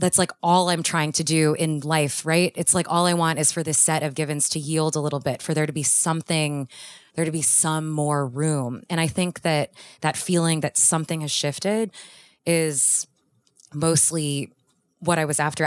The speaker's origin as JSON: {"language": "English", "town": "Houston", "region": "Texas", "country": "United States", "tie": "born or raised there", "moved": "yes", "said": "I grew up in Houston"}